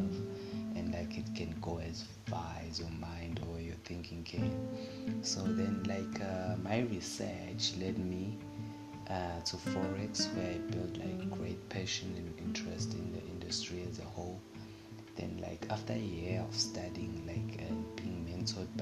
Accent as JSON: {"language": "English", "town": "Durban", "region": "KwaZulu-Natal", "country": "South Africa", "tie": "born or raised there", "said": "born and raised in Durban"}